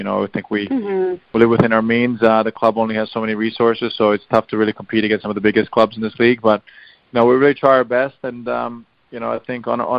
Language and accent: English; Bosnia & Herzegovina; wanting to represent my home country, and probably for football reasons at the time as well, it was the best decision for me to go to play for Bosnia